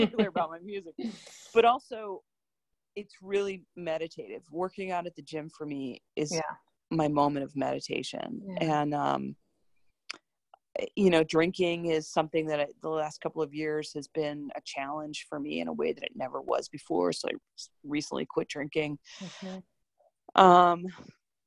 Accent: Chicago, Illinois, United States; moved away as an adult; also born or lived in Cambodia; now in Washington, D.C., United States; I'm from Chicago. I've lived in Washington, D.C. for 10 years

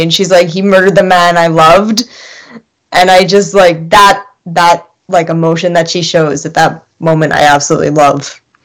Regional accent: Germany; moved away; also born or lived in England / Hawaii; born and bred German. Went to school in England for a bit.

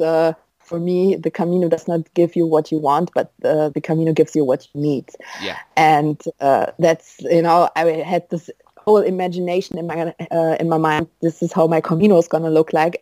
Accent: Düsseldorf, North Rhine-Westphalia, Germany; Where are you from? I'm like, Dusseldorf

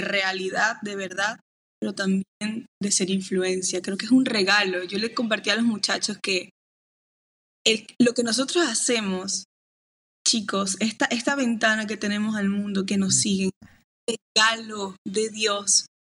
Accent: Maracaibo, Zulia, Venezuela

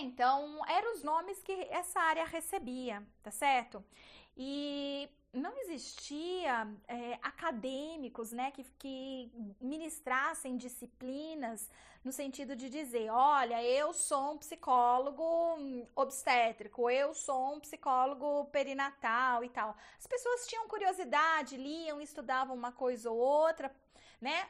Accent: Bauru, São Paulo, Brazil; eu sou de uma cidade do interior de São Paulo, chama Bauru a minha cidade.

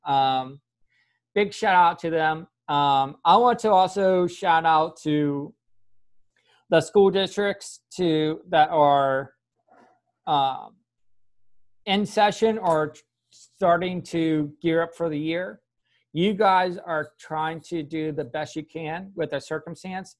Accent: Pennsylvania, United States; now in the South, United States; I grew up in Pennsylvania and moving down south, I'm officially allowed to say y'all

